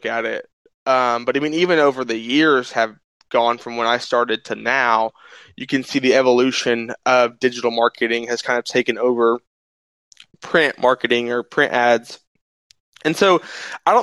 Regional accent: Altus, Oklahoma, United States; born or raised there

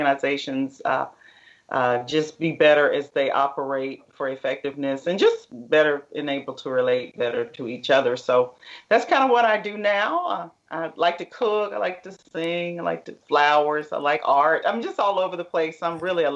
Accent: Middle Tennessee, United States; moved away as an adult; now in Dallas, United States; I'm from the Middle Tennessee area and educated and went to college in Tennessee and moved to Dallas with my husband

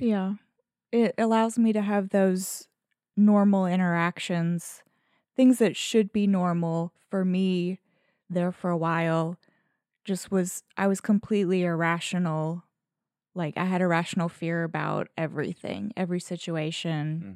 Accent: Southern, United States; accent: Southern; I get more Southern in my accent

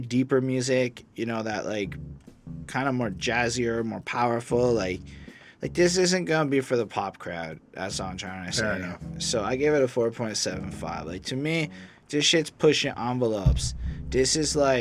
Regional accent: Montreal, Quebec, Canada; I come from Montreal

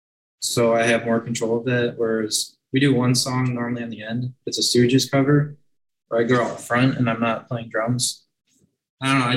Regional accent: Milwaukee, Wisconsin, United States; also born or lived in Elgin, Illinois; I'm from Milwaukee, but I was in school near Chicago

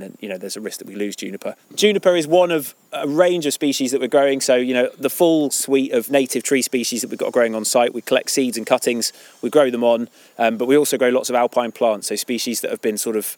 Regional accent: Devon, South West England, United Kingdom; moved away as an adult; also born or lived in Scotland; now in Cumbria, United Kingdom; I was born in Scotland, but I grew up in Devon.

